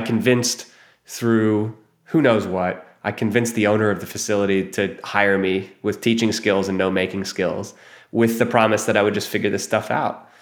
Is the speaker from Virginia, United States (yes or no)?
no; Ohio, United States; moved away as an adult; also born or lived in New York City; I grew up in Ohio